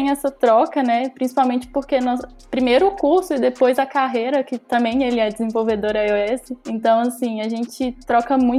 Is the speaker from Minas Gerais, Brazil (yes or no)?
yes; Mariana, Minas Gerais, Brazil; now in Ouro Preto, Brazil; tenho 21 anos, sou natural de Mariana, mas moro em Ouro Preto.